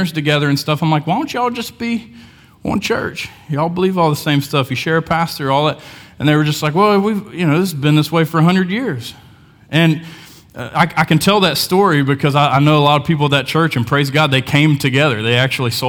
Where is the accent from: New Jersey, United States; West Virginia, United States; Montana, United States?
West Virginia, United States; Hamlin; I grew up in Hamlin, West Virginia, small town